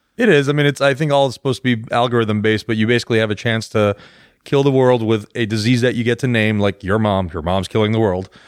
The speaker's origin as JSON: {"language": "English", "country": "Iran", "said": "I'm Iranian."}